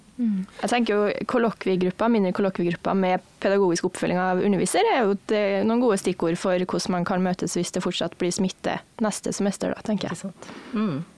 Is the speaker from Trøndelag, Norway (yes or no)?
yes; Ørland, Trøndelag, Norway; moved away as an adult; now in Kristiansand, Norway; jeg kommer fra Trøndelag, en plass som heter Ørland kommune